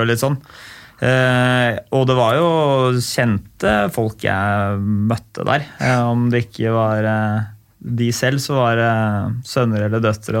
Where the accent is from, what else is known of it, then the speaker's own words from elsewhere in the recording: Oslo, Norway; jeg vokste opp på Ulve